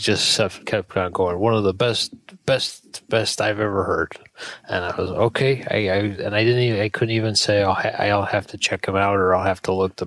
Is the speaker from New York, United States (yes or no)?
yes; Buffalo, New York, United States; I'm from Buffalo, New York.